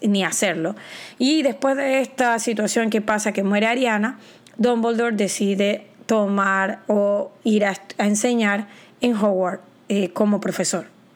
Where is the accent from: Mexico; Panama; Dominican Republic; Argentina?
Panama; yo soy de Panamá